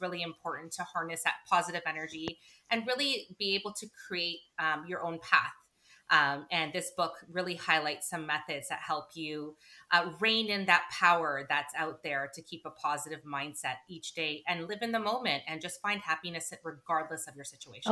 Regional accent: Toronto, Ontario, Canada; moved away as an adult; also born or lived in United Kingdom; now in New Jersey, United States; we met in high school in our hometown of Toronto, Canada, and uh, so we're both Canadian.

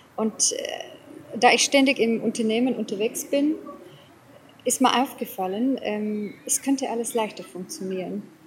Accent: South Africa; accent: English and Bavarian; German is a second language; moved away as an adult; also born or lived in Lower Bavaria, Germany; now in Germany; ich bin gebürtige Südafrikanerin. Mhm. Ähm, bin die ersten 34 Jahre von meinem Leben in Südafrika ähm, ja, ansässig gewesen, gewohnt, gelebt

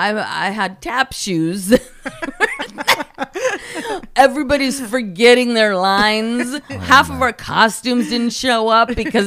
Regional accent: Oceanside, California, United States; Well, you know, my hometown is Oceanside. So I had a lot of family down there and friends in that audience who knew me

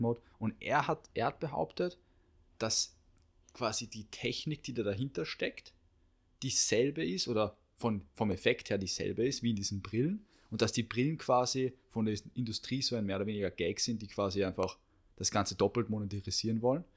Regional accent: Austria; bei uns in Österreich

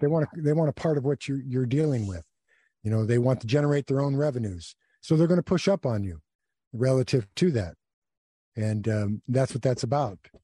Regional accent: United States; I'm an American, and, uh, I've always thought of myself as an American

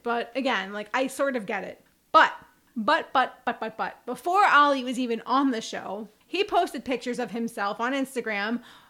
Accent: United States; I'm American.

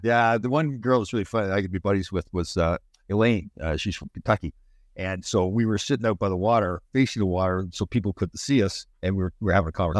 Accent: Brampton, Ontario, Canada; I'm from Brampton

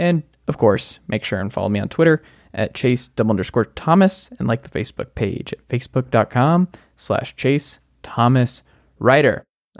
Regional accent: Georgia, United States; moved away; my home state of Georgia.

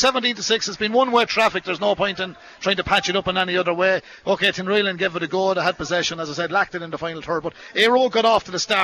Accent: Carlow, Leinster, Ireland; when I was young, like, growing up in Carlo

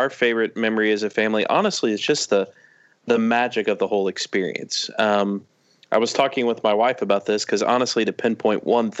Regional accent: Tulsa, Oklahoma, United States; I'm from Tulsa, Oklahoma.

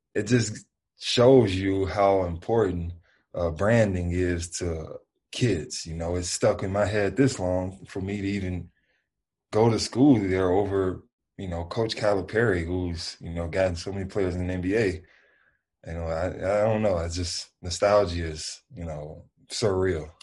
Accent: Memphis, Tennessee, United States; I'm from the South, I'm from Memphis, and that's just how we live

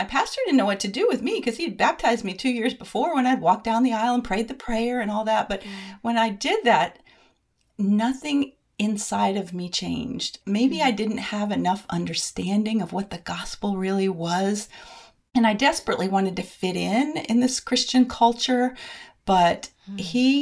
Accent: Bristol, Rhode Island, United States; also born or lived in Columbia, South Carolina; now in Lexington, United States; I'm a Yankee transplant from Bristol, Rhode Island, now living outside of Columbia, South Carolina.

